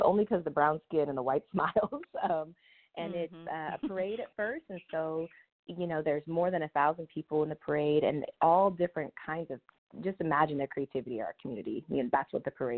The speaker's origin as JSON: {"language": "English", "town": "Sacramento", "region": "California", "country": "United States", "moved": "as an adult", "lives_now": "Oakland, United States", "said": "I'm originally from Sacramento area, which some will say is the Bay, but we know that it is not really. And I moved here in my 20s"}